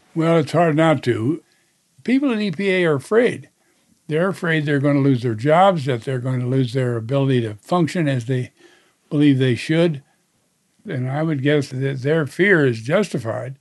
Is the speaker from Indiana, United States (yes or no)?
yes; Indiana, United States; my home state of Indiana